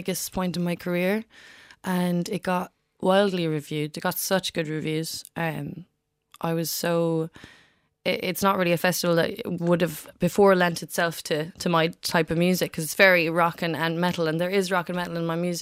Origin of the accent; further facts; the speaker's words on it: Macroom, Munster, Ireland; moved away as an adult; also born or lived in London; now in Cork, Ireland; I grew up in Macroom. I'm back in Cork now, but I spent 11 years in London actually